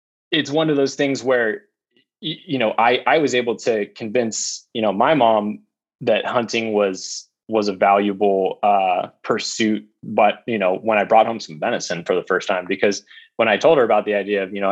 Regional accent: Novato, California, United States; also born or lived in East Coast / San Diego; I was born on the East Coast, but primarily grew up in California, in the Bay Area. So I grew up in, on the edge of Marin and Sonoma County, in a town called Novato.

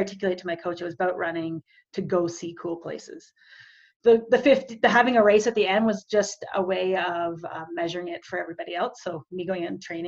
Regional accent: Calgary, Alberta, Canada; I am from Calgary, or just outside Calgary, Alberta, in Canada, between Calgary and the beautiful Rocky Mountains.

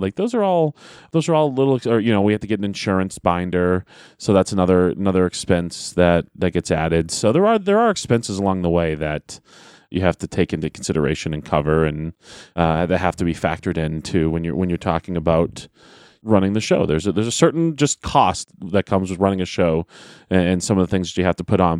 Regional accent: Manchester, New Hampshire, United States; I am from Manchester.

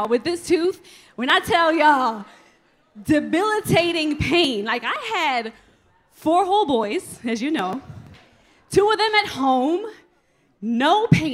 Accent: New York City, New York, United States; moved away as an adult; now in Atlanta, United States; I love being from Brooklyn

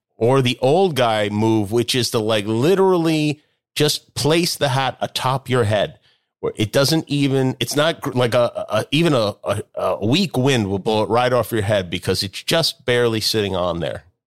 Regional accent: Las Vegas, Nevada, United States; moved away; I grew up in Las Vegas

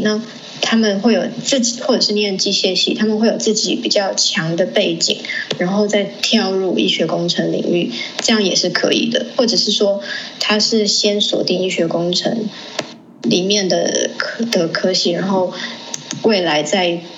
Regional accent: Taiwan; also born or lived in Liberia; 因为我是国小，都是在台湾念的，就唯独国小五年级是在赖比瑞亚念的

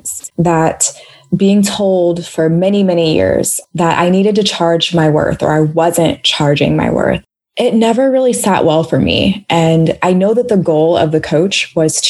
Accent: Washington, District of Columbia, United States; being from DC, we say it here all the time too

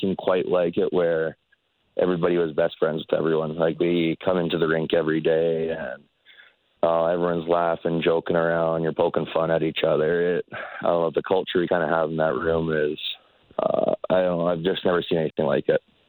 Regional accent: Calgary, Alberta, Canada; also born or lived in Comox, British Columbia; I was born in Comox, but my mom moved to Calgary when I was like 3 or 4, mm-hmm. So I pretty much grew up in Calgary.

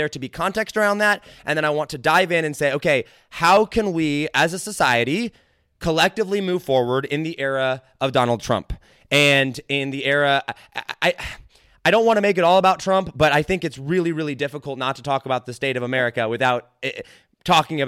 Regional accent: United States; I'm about as American as they come.

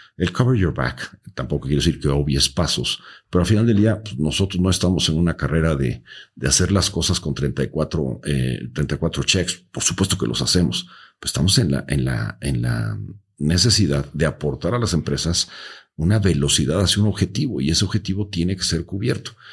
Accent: Mexico

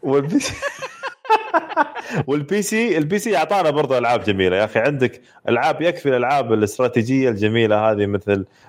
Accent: Saudi Arabia; عندنا في السعوديه

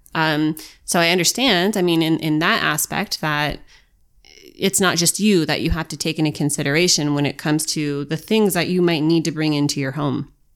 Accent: United States

